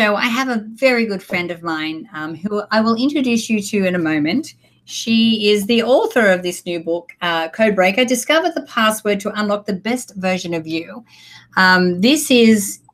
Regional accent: Australia; now in United States; we are both Australian. We're both living here in the US

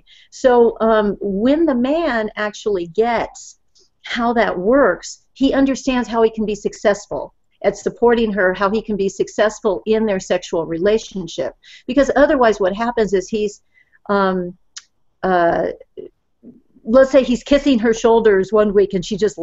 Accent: Southern California, United States; I grew up in Southern California

